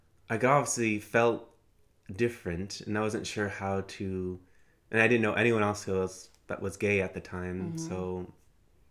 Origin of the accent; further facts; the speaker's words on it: Easton, Allentown, Bethlehem, Pennsylvania, United States; I grew up in Easton, Allentown, Bethlehem, Pennsylvania